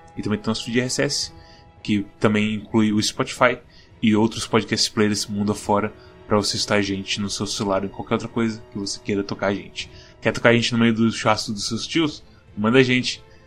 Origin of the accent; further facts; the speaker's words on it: Brazil; nós somos brasileiros